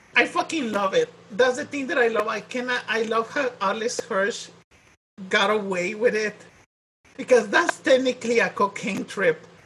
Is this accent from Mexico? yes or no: yes; Mexico; accent: Mexican; my Mexican accent